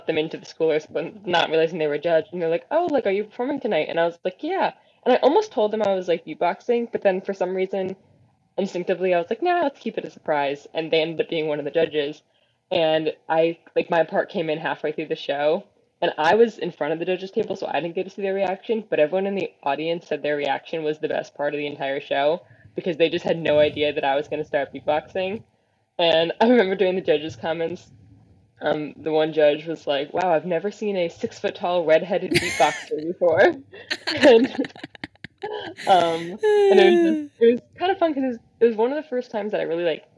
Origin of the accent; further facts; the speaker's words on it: Bridgewater, New Jersey, United States; moved away as an adult; now in Ithaca, United States; I am originally from Bridgewater, New Jersey, which is right in the heart of Central New Jersey